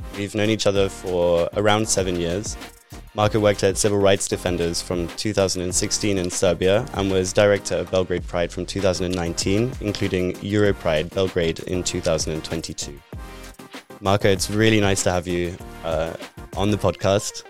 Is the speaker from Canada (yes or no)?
no; United Kingdom; moved away as an adult; now in Netherlands; I'm originally British, and for eight years I've lived in the Netherlands